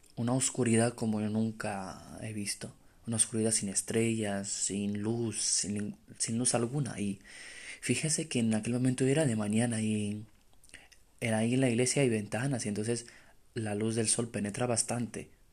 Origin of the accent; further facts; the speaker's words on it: Romania; moved away as an adult; now in Spain; soy de Rumanía